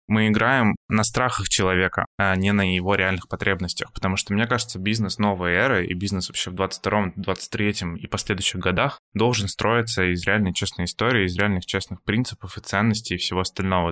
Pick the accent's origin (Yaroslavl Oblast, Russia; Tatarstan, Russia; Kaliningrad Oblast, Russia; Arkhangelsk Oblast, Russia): Yaroslavl Oblast, Russia; Yaroslavl; also born or lived in Saint Petersburg / Moscow; now in Georgia; изначально я вообще из Ярославля, но долгое время жил и работал в Петербурге